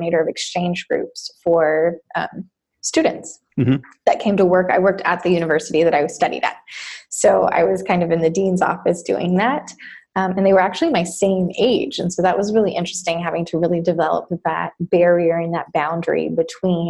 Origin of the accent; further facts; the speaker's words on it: Costa Rica; moved away as an adult; also born or lived in Texas; now in United States; I was born in Texas and I grew up in Costa Rica for 18 years.